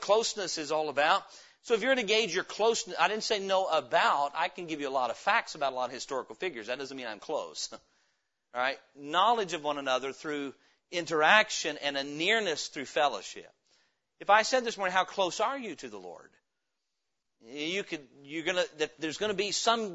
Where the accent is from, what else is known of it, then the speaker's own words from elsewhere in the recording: Idaho, United States; I'm from Idaho